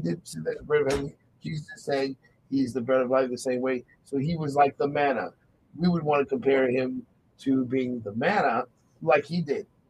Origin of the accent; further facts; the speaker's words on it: United States; being American